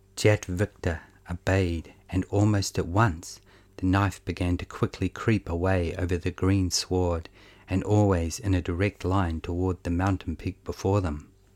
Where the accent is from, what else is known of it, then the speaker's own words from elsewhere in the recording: New Zealand; accent: Kiwi; the dull monotone of my Kiwi accent